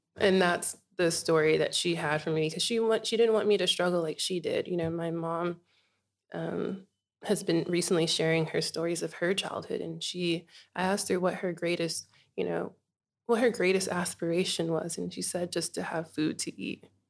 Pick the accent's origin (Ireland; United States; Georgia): United States; Inglewood, California; moved away as an adult; now in Bunbury, Australia; I was born in Inglewood, California